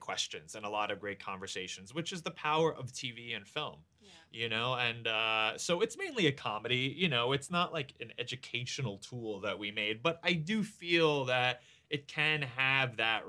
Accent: New York City, New York, United States; I grew up in New York City with very liberal, supportive parents. And I grew up in the 80s and the 90s when that wasn't as common for a young gay boy in America.

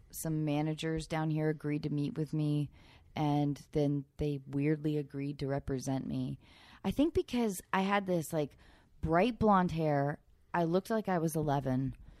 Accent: Edmonds, Washington, United States; Keenan I'm from Edmonds, Washington, Keenan.

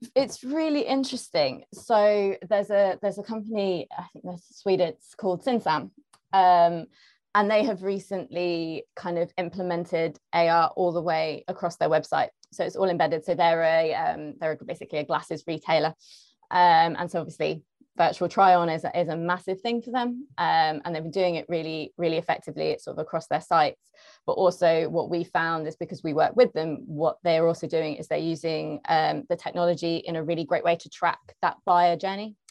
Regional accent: London, United Kingdom; I'm from London, um, I work at Zapper

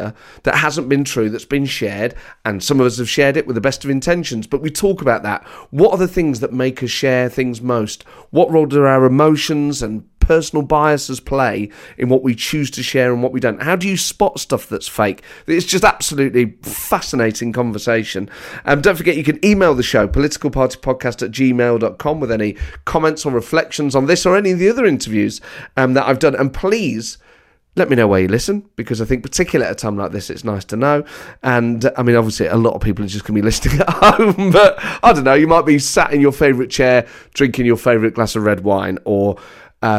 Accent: Nottingham, East Midlands, United Kingdom; accent: Nottingham; my Nottingham accent

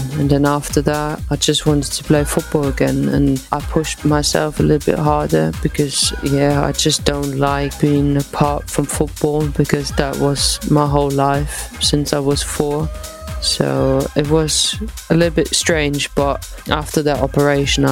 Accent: Eislingen, Baden-Württemberg, Germany; moved away; also born or lived in Potsdam; in my home town in Eislingen

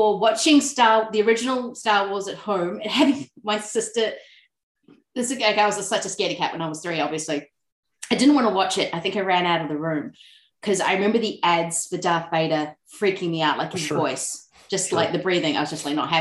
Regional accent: New Zealand; accent: Kiwi; moved away as an adult; now in Melbourne, Australia; I was kind of lucky that in growing up in New Zealand

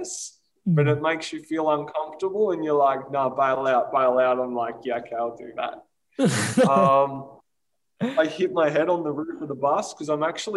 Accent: Australia; my hometown, 4 hours north of Melbourne

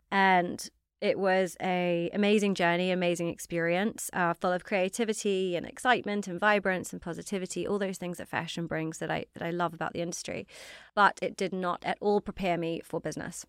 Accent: New Zealand; accent: slightly strange accent; moved away as an adult; now in London, United Kingdom; I'm from New Zealand. So, I grew up in New Zealand, very different life to now.

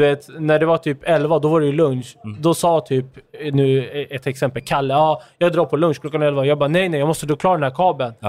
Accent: Turkey; now in Sweden; jag är ju också från Turkiet

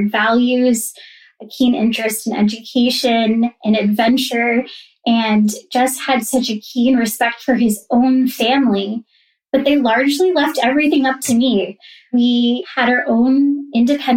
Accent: Simsbury, Connecticut, United States; I grew up in Simsbury, Connecticut

